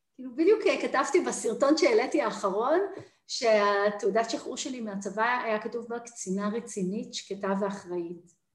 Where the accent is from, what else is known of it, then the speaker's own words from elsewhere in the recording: Jerusalem, Jerusalem District, Israel; moved away; also born or lived in New York / Tel Aviv; אני ירושלמית במקור